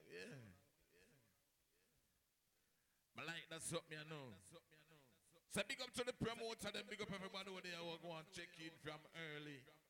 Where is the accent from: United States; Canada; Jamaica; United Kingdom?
Jamaica; You know, we are Jamaican and we have Canadian, Jamaican, Canadian, American, and everybody and them somebody.